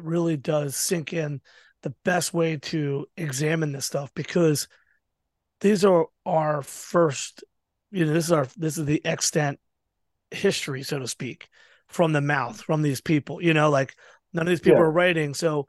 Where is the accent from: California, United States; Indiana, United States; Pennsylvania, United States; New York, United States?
Pennsylvania, United States; Philadelphia; I was going to school at 12th and Market in Philly. So I spent my time on South Street